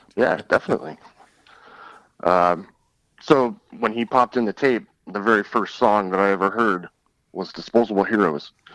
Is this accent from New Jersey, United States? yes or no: no; Detroit, Michigan, United States; moved away; I'm originally from Detroit